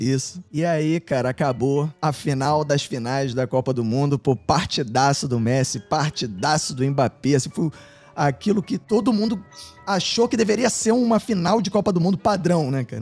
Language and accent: Portuguese; Brazil; eu sou brasileiro.